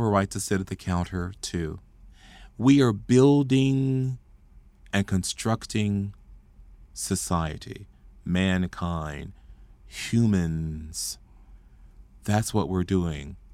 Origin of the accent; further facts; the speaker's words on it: Fort Worth, Texas, United States; I grew up in Stop Six, Fort Worth, Texas